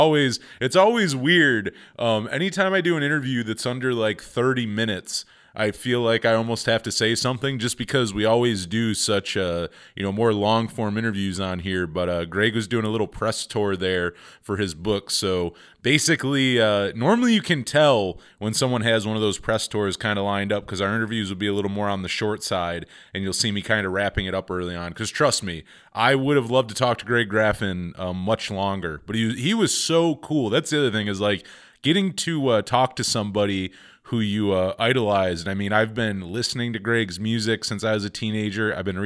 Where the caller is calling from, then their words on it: Jamestown, New York, United States; he saw my 716 area code and saw I was calling from Jamestown.